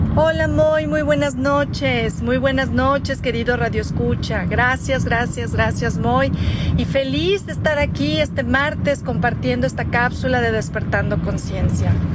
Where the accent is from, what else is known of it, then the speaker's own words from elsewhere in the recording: Mexico; also born or lived in Cuernavaca, Morelos; lo que somos, unos grandes mexicanos